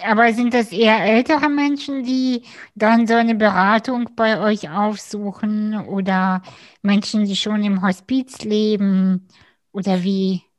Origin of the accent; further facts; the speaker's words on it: Kazakhstan; now in Germany; ich bin ursprünglich aus Kasachstan